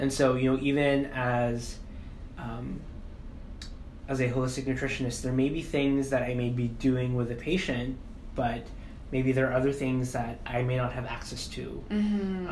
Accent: Philippines; I'm Filipino

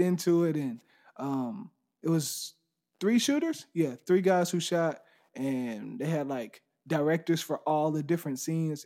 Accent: Dayton, Texas, United States; I'm from Dayton, Texas. It's a little small place right outside of Houston, about forty-five minutes

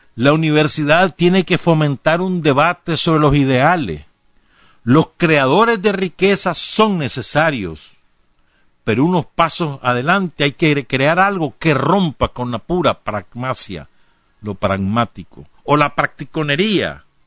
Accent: Nicaragua; cómo somos los nicas

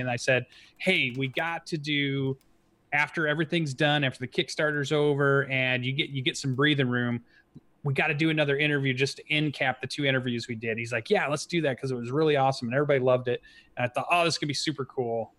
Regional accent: Kalamazoo, Michigan, United States; somebody you know from my hometown

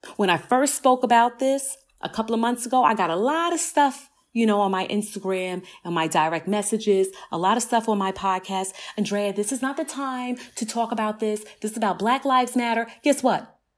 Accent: New York City, New York, United States; I grew up in Southside Jamaica, Queens

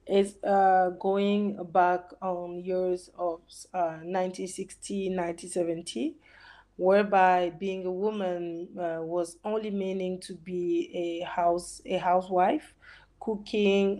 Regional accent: DR Congo; I'm from Congo, DRC

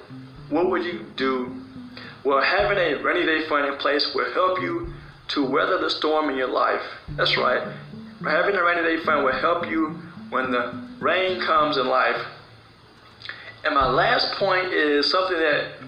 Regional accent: South Carolina, United States; I am from South Carolina

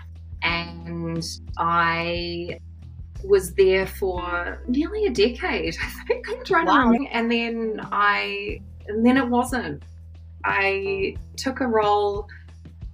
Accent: New Zealand; I am a New Zealander.

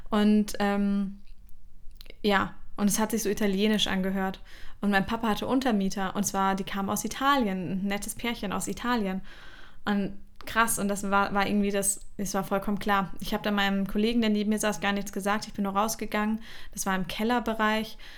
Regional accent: Bavaria, Germany; also born or lived in Mainz; da wo wir auch, äh, unsere Familie auch ursprünglich herkommt. Und als ich klein war, sind wir eben in die Nähe von München gezogen.

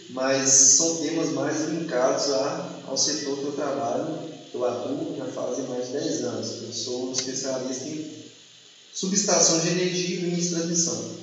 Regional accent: Minas Gerais, Brazil; eu sou de Minas Gerais

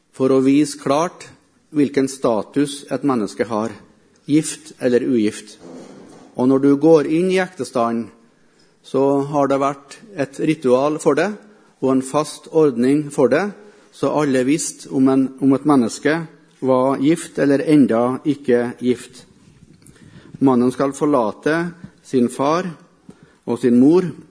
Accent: Melhus, Trøndelag, Norway; also born or lived in Africa

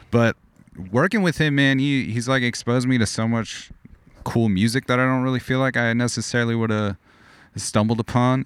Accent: outside of Los Angeles, California, United States; growing up outside of Los Angeles

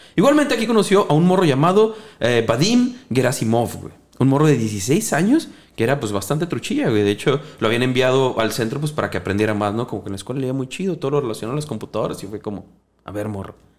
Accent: Mexico; Nosotros como mexicanos

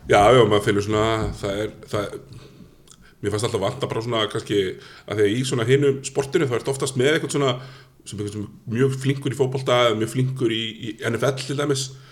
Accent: Iceland; moved away; also born or lived in Stykkishólmur / Akureyri; ég er frá Stikkisómi og svo fluttum við til Hólmækur

